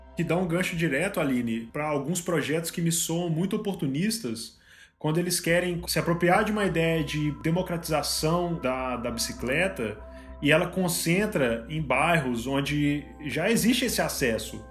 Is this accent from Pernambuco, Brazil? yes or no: no; Mariana, Minas Gerais, Brazil; Eu sou do interior de Minas, né? Eu sou de Mariana